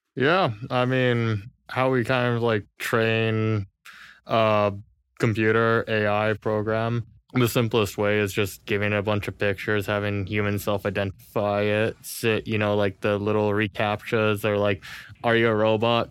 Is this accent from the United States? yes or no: yes; California, United States; moved away; Born and raised in California.